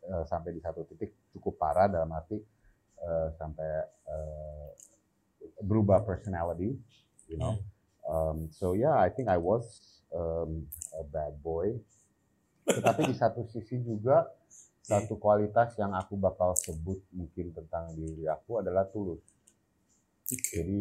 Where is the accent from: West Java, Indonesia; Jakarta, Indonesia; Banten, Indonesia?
Jakarta, Indonesia; also born or lived in England; aku lahir di Inggris. Lahir di Inggris saja. Cuman aku besar di Jakarta.